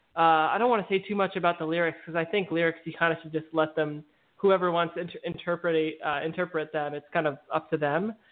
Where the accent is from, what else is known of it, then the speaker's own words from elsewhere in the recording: New York City, New York, United States; I grew up in Brooklyn, New York